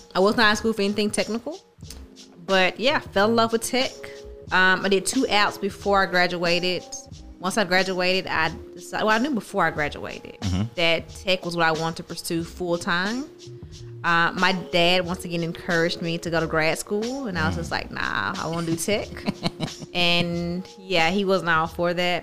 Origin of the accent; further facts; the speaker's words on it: Terry, Mississippi, United States; I grew up in Terry